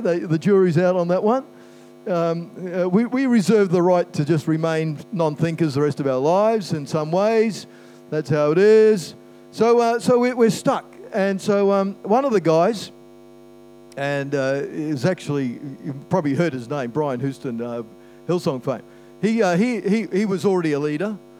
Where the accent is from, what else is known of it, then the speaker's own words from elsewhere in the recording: Christchurch, Canterbury, New Zealand; also born or lived in Brisbane, Australia / Lower Hutt, New Zealand; I was born in Brisbane, lived in Christchurch. We moved there when I was eight